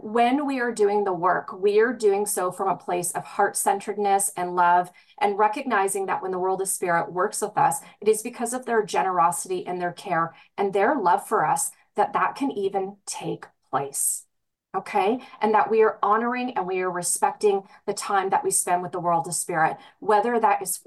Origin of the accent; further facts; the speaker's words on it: British Columbia, Canada; British Columbia, my hometown.